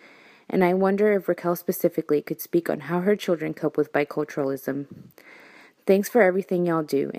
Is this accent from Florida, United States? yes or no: yes; Florida, United States; first language es; English is a second language; also born or lived in Washington Heights, New York; I was born in Washington Heights to Dominican immigrants, and Spanish was the first language I learned how to speak and read. However, when I was 9, my parents moved us to Florida